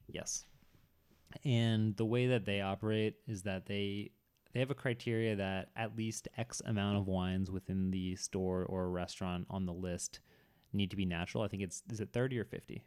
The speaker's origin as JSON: {"language": "English", "town": "Boston", "region": "Massachusetts", "country": "United States", "said": "I'm from the Boston area"}